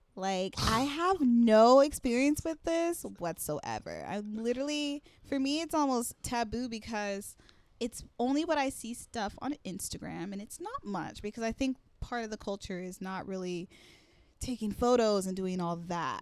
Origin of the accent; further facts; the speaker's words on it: California, United States; I'm from California